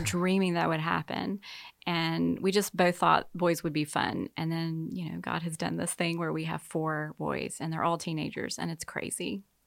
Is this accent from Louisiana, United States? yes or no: yes; Baton Rouge, Louisiana, United States; moved away as an adult; also born or lived in Slidell, Louisiana / Kansas City; I'm from Deep South, Baton Rouge, and, uh, met my husband at college, and, uh, grew up with, uh, wonderful parents